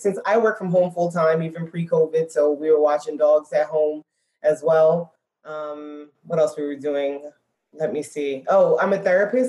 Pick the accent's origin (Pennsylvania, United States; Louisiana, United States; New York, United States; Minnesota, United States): New York, United States; New York City; moved away as an adult; now in Dallas, United States; we're born and raised in Brooklyn, New York.